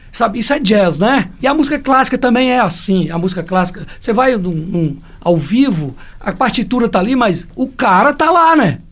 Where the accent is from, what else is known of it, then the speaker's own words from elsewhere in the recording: Joaíma, Minas Gerais, Brazil; also born or lived in Almenara; eu brincava de roda quando era criança lá em Joaíma